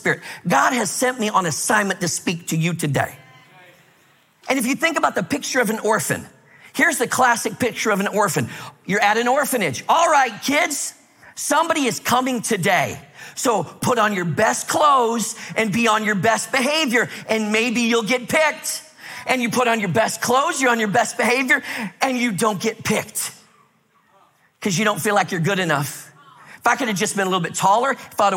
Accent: Minnesota, United States; I grew up in Minnesota where it's like really cold.

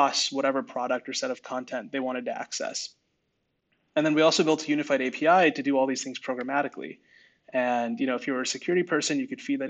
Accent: Bay Area, California, United States; I grew up in the Bay Area.

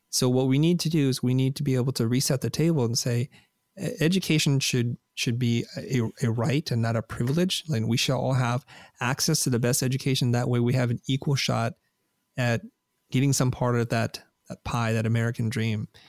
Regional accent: Vietnam; a country who's welcomed my family and I because we're refugees from Vietnam

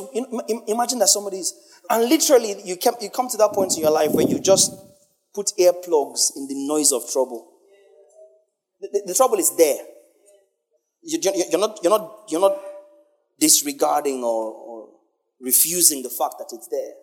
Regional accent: Nigeria; especially as a Nigerian.

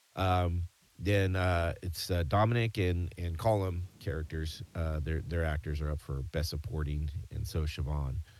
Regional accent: United States; accent: American; an American with just an American accent

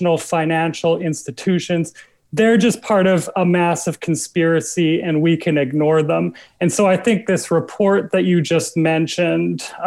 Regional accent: Alberta, Canada; moved away as an adult; now in New York, United States; growing up in Alberta

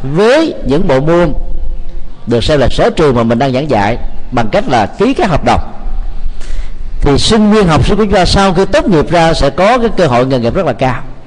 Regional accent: Vietnam

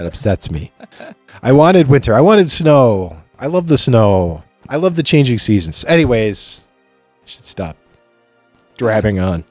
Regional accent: Chautauqua, New York, United States; moved away as an adult; now in Rochester, United States; I grew up in a place called Chautauqua

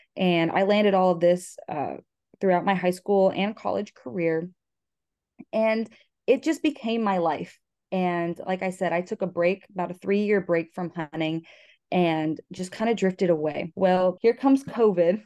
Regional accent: Florida, United States; I am twenty-two years old and I'm from Florida.

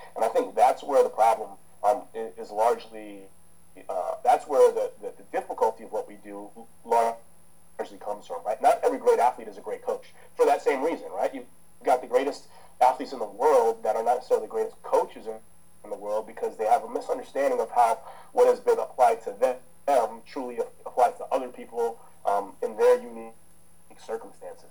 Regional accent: United States; also born or lived in Jamaica; I grew up as an American, right? So so the thing is, I grew up in a culture where you can make a profession out of sports

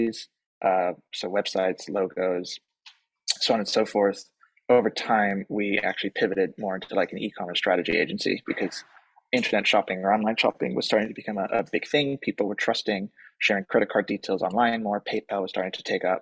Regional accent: Palo Alto, California, United States; also born or lived in Germany; now in United Kingdom; grew up in the States for kind of my childhood, which I think was very formative because the part of the U.S. that we grew up in is kind of mecca for tech

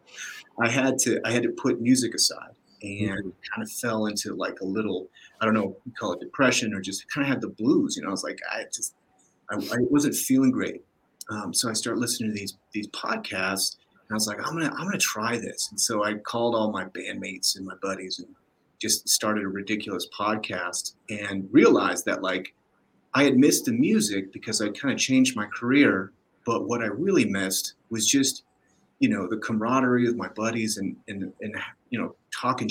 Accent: Denver, Colorado, United States; We're in Denver. I'm from Denver

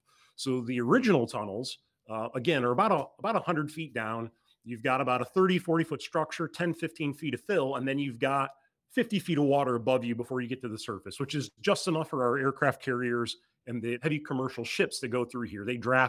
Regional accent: Michigan, United States; Being from Texas, this might be a hard analogy for you, but I grew up in Michigan.

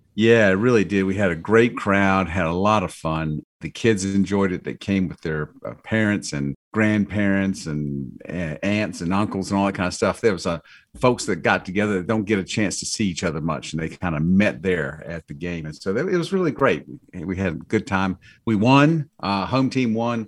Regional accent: Georgia, United States; we're from Georgia

